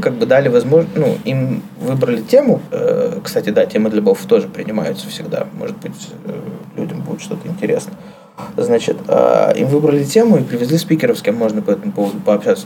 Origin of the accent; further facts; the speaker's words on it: Kirov, Kirov Oblast, Russia; moved away; я из Кирова, Кировская область, Вятка